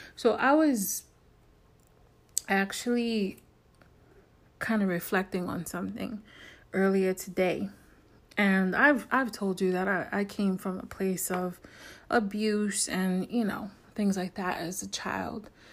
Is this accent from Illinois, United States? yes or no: no; New York, United States; I'm from New York, born and raised